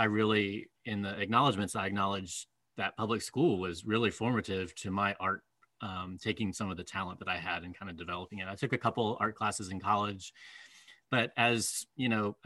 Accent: Southwest Virginia, United States; I grew up in Southwest Virginia, mm-hmm. here in the Blue Ridge Mountains

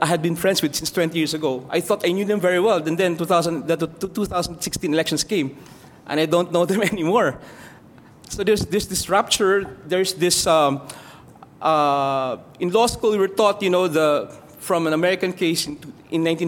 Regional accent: Philippines; I come from the Philippines

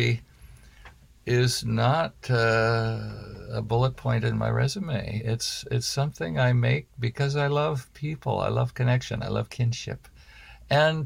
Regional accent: Portland, United States; Portland, and, you know, my hometown.

